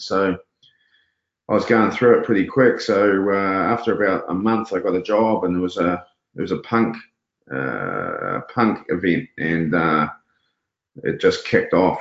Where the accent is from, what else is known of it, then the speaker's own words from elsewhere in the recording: Auckland, New Zealand; We lived, we grew up in Glen Eden, so we lived on the on the premises.